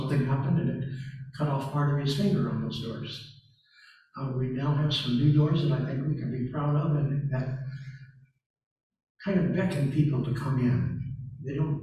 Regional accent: the South, United States; I'm from the South

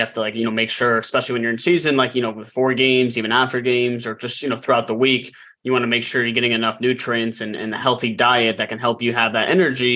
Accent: Denver, Colorado, United States; I'm from Denver

